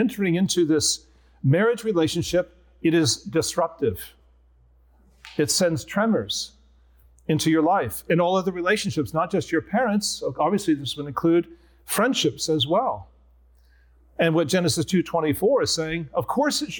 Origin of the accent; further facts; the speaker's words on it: Nebraska, United States; also born or lived in Philadelphia; now in Escondido, United States; I'm Nebraskan